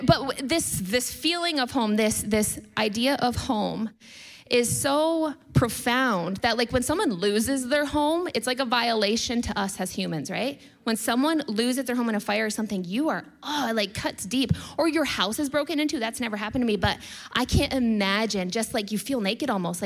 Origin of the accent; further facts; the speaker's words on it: United States; I'm American